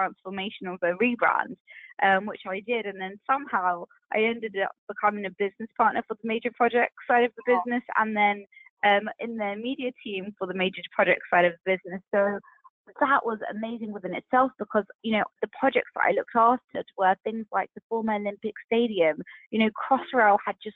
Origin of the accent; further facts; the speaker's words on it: United Kingdom; being British Asian